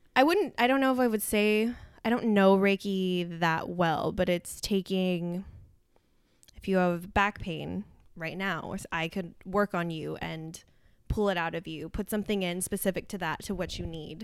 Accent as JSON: {"language": "English", "town": "Santa Maria", "region": "California", "country": "United States", "tie": "born or raised there", "moved": "yes", "lives_now": "Los Angeles, United States", "said": "I grew up in Santa Maria, the central coast of California"}